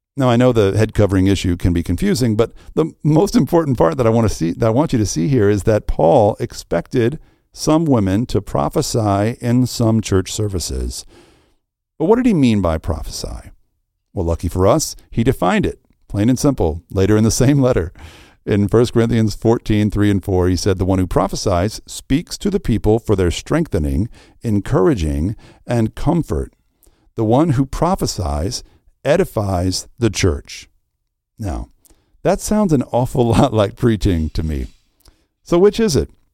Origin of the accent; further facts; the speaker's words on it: the Bible Belt, United States; I grew up in the Bible Belt